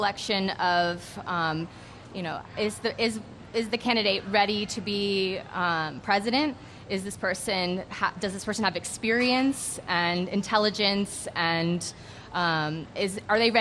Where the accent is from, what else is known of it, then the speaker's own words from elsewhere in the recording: York, Pennsylvania, United States; I'm from York